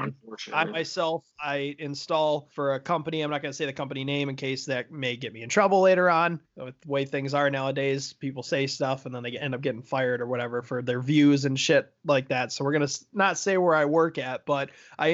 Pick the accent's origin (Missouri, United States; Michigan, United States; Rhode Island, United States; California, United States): Michigan, United States; Gladwin; moved away as an adult; now in Clearwater Beach, United States; We're both from Gladwin